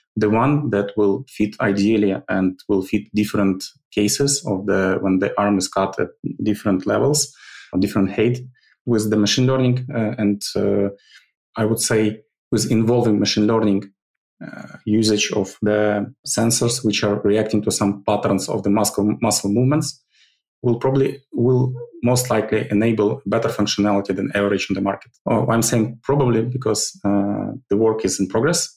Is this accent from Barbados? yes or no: no; Ukraine; Originally, I'm from Ukraine. I, I, I was born in, uh, actually, not in Ukraine, but I li- lived all my life in the Ukraine